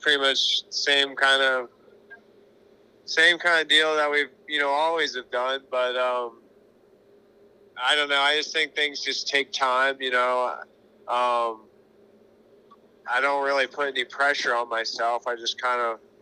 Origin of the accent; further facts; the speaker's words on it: Pennsylvania, United States; I'm from Pennsylvania